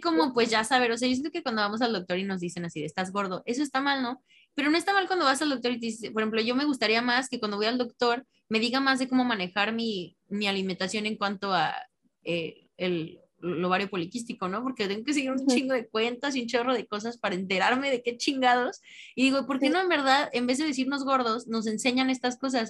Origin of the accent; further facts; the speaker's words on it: Mexico; soy mexicano